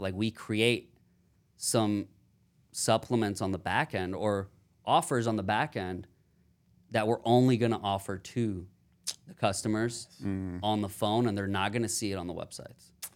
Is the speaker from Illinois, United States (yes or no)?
no; Houston, Texas, United States; now in Austin, United States; I'm from Houston, Texas, born and raised